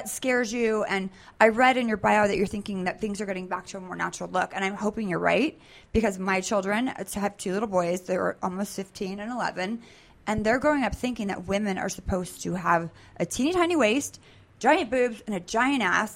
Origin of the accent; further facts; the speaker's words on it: Sacramento, California, United States; I grew up in Sacramento, so I know it very well